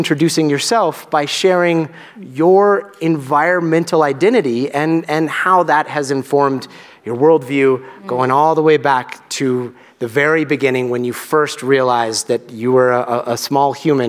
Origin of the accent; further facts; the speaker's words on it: Albuquerque, New Mexico, United States; also born or lived in Guatemala; I grew up in Albuquerque, New Mexico, and I still consider myself a desert kid. And I still remember, I lived right next to a national monument, Petroglyphs National Monument